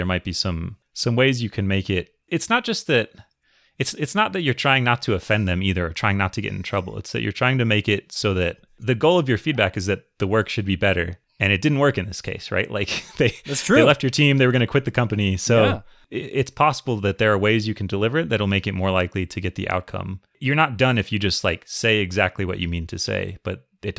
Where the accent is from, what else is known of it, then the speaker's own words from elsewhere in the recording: Minnesota, United States; I grew up in Minnesota.